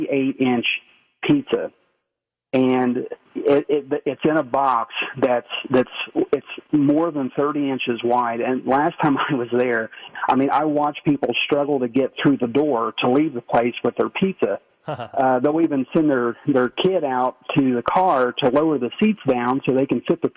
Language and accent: English; Ironton, Ohio, United States; now in Milford, United States; I live in Milford right now, but I grew up in Ironton, Ohio, a little south of Portsmouth.